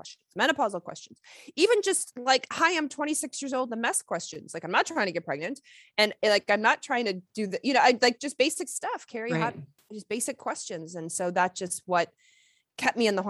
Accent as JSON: {"language": "English", "town": "Lexington", "region": "Kentucky", "country": "United States", "tie": "born or raised there", "said": "I grew up in Lexington, Kentucky"}